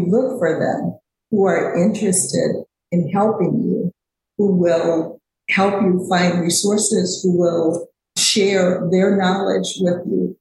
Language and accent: English; Alabama, United States; I was born in Alabama